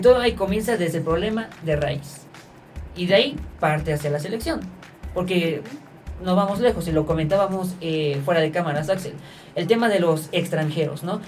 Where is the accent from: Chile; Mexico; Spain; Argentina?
Mexico; como mexicanos, pues sí queremos ver selecciones que nos representan